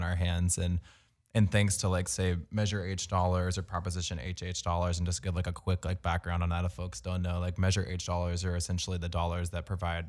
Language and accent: English; Virginia, United States; moved away as an adult; now in Los Angeles, United States; I'm actually from Virginia, but I've been here for like 7 years.